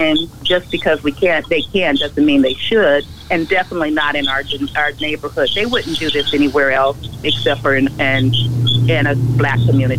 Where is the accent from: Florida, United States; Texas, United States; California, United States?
California, United States; Los Angeles; moved away; I'm from California. I'm from L.A.